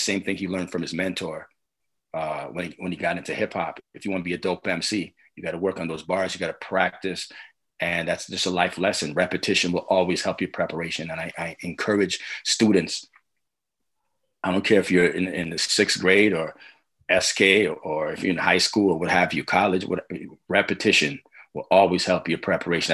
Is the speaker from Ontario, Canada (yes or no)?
yes; Toronto, Ontario, Canada; I'm Scarborough all day, man